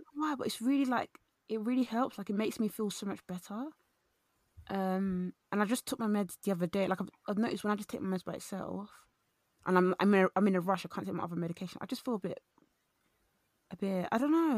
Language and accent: English; London, United Kingdom; I went to a, a, a London, East London primary school